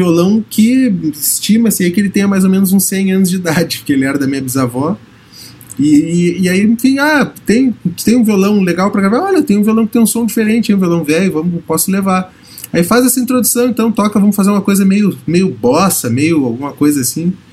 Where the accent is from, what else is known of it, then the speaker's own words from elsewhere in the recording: Bahia, Brazil; born there; Você sabe que eu nasci na Bahia, né?